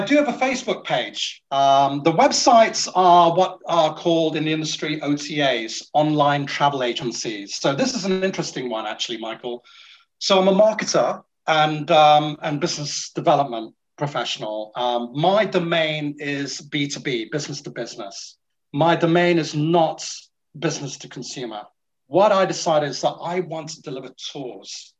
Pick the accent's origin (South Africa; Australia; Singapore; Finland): Singapore; now in United Kingdom; I'm from Singapore